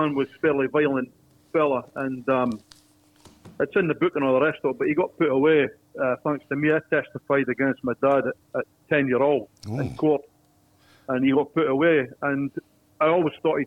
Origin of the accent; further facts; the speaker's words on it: Dundee, Scotland, United Kingdom; now in Sydney, Australia; I'm from Dundee